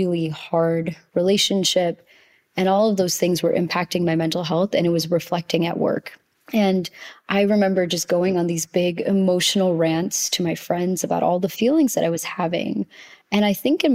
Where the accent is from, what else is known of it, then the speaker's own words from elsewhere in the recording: United States; as an Indian child raised in the States with immigrant parents